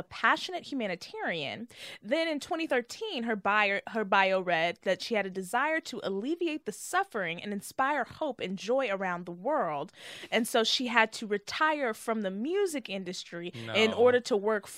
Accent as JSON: {"language": "English", "town": "Frisco", "region": "Texas", "country": "United States", "also_born_or_lived": "Dallas", "said": "214. I'm actually from Frisco"}